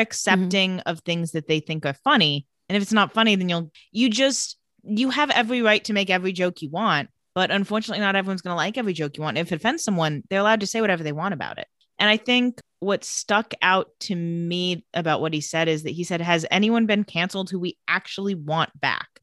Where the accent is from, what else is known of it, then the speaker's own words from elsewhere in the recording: Palm Springs, California, United States; growing up in Palm Springs, there were cicadas everywhere all the time